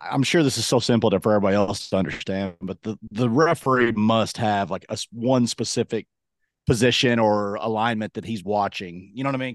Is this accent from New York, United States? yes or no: no; Kentucky, United States; moved away; I'm from Kentucky.